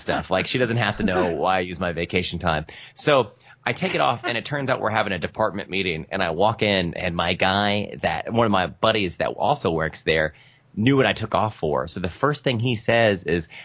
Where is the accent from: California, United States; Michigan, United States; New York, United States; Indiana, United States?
Indiana, United States; Evansville; we're from the Midwest. We're in Evansville, Indiana